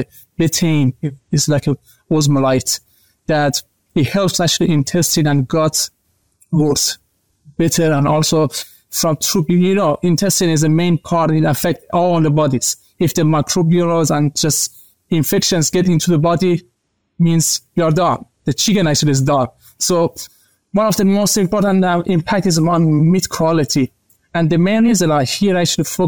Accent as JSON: {"language": "English", "country": "Iran", "also_born_or_lived": "Malaysia / Australia", "moved": "as an adult", "lives_now": "United States", "said": "I'm actually from Iran originally, but I started actually to do my master's degree in Malaysia"}